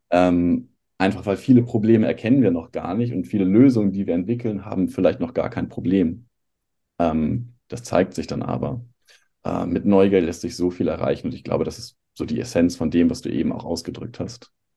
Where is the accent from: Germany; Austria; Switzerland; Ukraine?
Germany; Hamburg; moved away as an adult; also born or lived in Ludwigshafen; Ich komme tatsächlich aus Hamburg, habe eine Zeit lang aber mal in Ludwigshafen gelebt